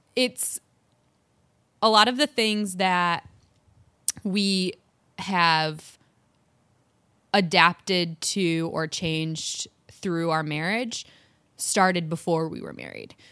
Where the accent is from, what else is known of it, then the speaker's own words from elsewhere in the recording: Michigan, United States; accent: Michigan; My Michigan accent